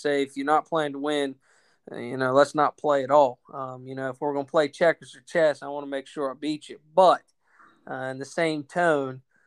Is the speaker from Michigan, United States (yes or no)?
no; Maryland, United States; moved away as an adult; now in North Carolina, United States; close to my hometown, actually in Maryland. So uh, deep down, I do have my Yankee roots